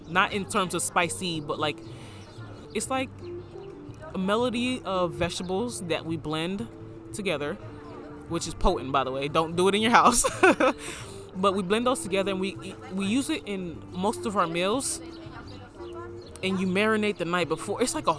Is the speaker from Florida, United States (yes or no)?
yes; Florida, United States; moved away; So I would occasionally post pictures because everybody in my hometown, because I was out of Florida by then.